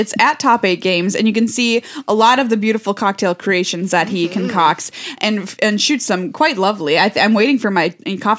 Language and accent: English; Minnesota, United States; I'm Minnesotan.